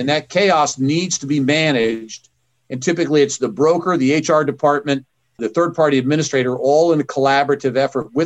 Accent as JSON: {"language": "English", "region": "Kansas", "country": "United States", "said": "I'm from Kansas"}